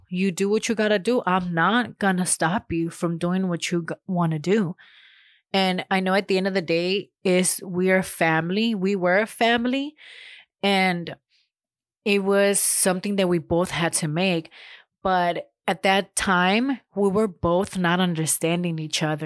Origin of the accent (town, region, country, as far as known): Los Angeles, California, United States; born or raised there; moved away as an adult; now in Huntsville, United States